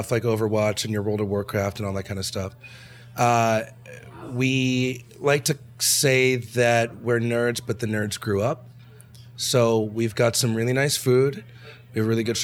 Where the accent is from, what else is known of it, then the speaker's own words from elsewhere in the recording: Boston, Massachusetts, United States; now in Los Angeles, United States; I come from Boston.